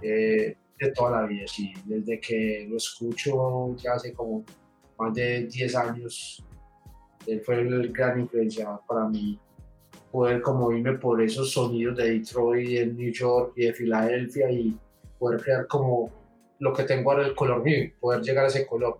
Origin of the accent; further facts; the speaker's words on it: Medellín, Antioquia, Colombia; de la ciudad de Medellín.